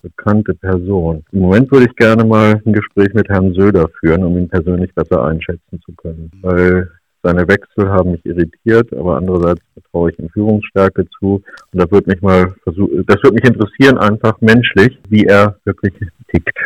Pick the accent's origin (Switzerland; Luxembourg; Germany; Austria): Germany; Nienburg, Lower Saxony; also born or lived in Göttingen; Nienburg ist meine Heimatstadt